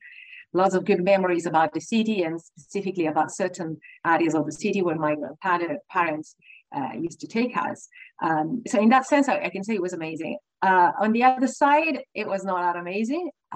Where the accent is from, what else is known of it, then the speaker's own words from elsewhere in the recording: Rome, Lazio, Italy; accent: Italian; now in London, United Kingdom; I was born and raised in Rome, also known as the most beautiful city in the world.